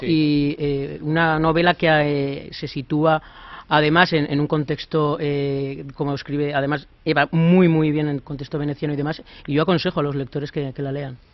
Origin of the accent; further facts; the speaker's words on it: Zaragoza, Aragon, Spain; moved away as an adult; now in Madrid, Spain; Madrid soy, zaragozano